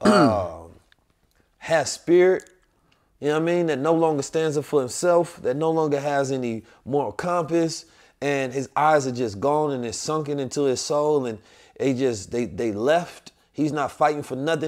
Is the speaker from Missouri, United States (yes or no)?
yes; St. Louis, Missouri, United States; also born or lived in Oakland; I'm Saint Louis and Oakland, so I got that revolutionary spirit too, not just the country